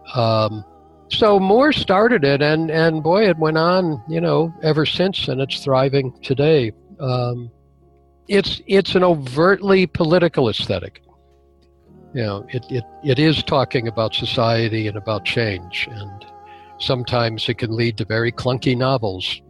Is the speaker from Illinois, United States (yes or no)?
yes; Chicago, Illinois, United States; moved away as an adult; also born or lived in Wisconsin / Washington, D.C. / Limerick; I grew up in Chicago, taught in Wisconsin